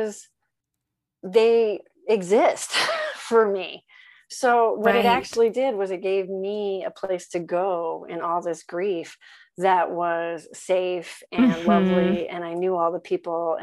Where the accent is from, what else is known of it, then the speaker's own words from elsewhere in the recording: New England, United States; I'm from New England. So that's old stomping grounds